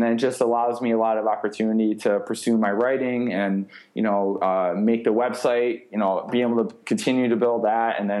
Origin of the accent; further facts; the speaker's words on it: New York, United States; moved away; I finished my degree at Cortland State, which is again near my hometown in New York